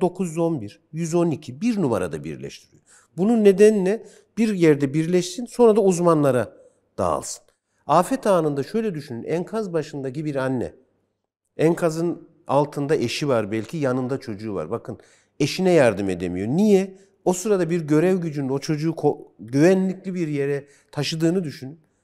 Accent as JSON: {"language": "Turkish", "region": "Kırşehir Province", "country": "Turkey", "said": "Ben Kırşehirliyim."}